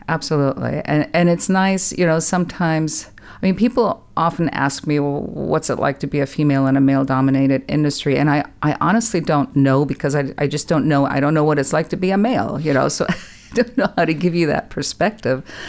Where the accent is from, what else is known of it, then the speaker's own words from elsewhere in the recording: Germany; moved away as an adult; also born or lived in California; now in Texas, United States; I was born and raised in Germany